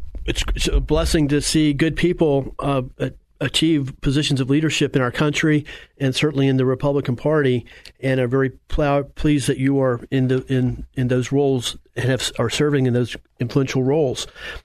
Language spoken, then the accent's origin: English; Apopka, Florida, United States; It's always a real thrill to talk to the people that I grew up with in the Apopka community and, you know, went to school with.